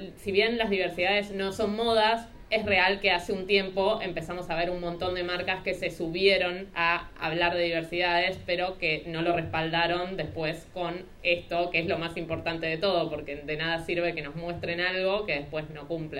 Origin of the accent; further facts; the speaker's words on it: Rosario, Santa Fe, Argentina; soy de Rosario